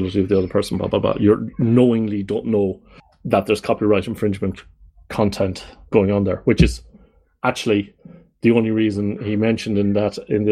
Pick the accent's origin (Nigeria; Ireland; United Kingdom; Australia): Ireland; I come from the Republic